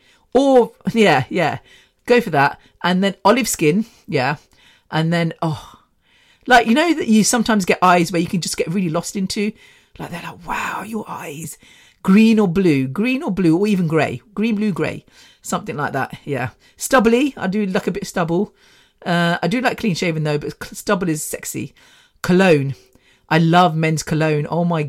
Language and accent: English; Mumbai, Maharashtra, India; I'm from Mumbai, yeah.